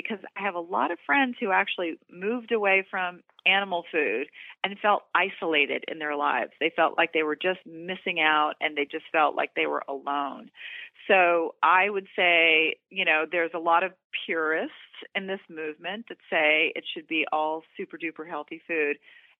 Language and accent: English; the South, United States; I grew up in the South and because I love traditional foods like, you know, chicken and mashed potatoes